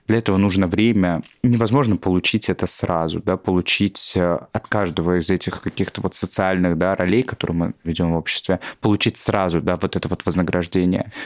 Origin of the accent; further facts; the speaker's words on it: Tolyatti, Samara Oblast, Russia; moved away; в моем городе еще, я из Тольятти, а это были 90-е